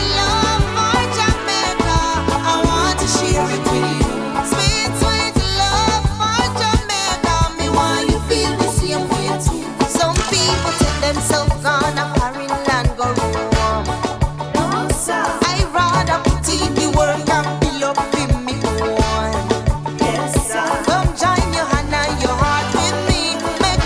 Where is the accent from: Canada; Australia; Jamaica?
Jamaica; Kingston; moved away; We come in from Kingston, that was when I was a baby.